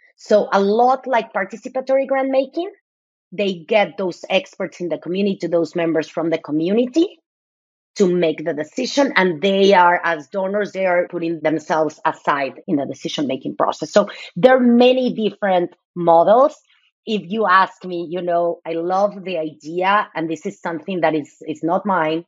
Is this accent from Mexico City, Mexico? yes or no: yes; Mexico City, Mexico; now in United States; I'm originally from Mexico City. I moved to the US 26 years ago. So I have been most of my life here.